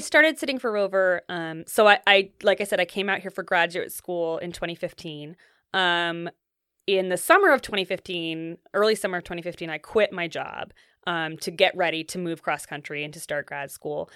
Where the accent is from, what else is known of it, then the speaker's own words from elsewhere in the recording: Ithaca, New York, United States; moved away as an adult; also born or lived in New England; now in Seattle, United States; My family's from upstate New York, and, um, grew up kind of between there and New England.